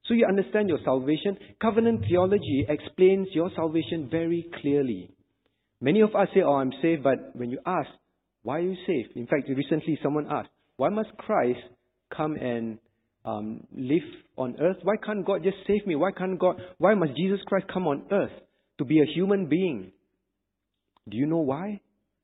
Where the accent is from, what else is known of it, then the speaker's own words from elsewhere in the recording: Singapore; I'm a Singaporean. Did I have a choice not to be a Singaporean? I did not. When my parents decided to have me, when I was born, I was automatically a Singaporean